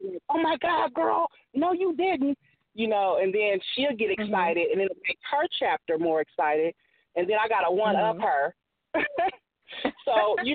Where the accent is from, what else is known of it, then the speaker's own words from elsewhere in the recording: Illinois, United States; now in Bay Area, United States; I made it out of the Midwest from my hometown. I tapped into Chicago, Peoria, and Carbondale, Illinois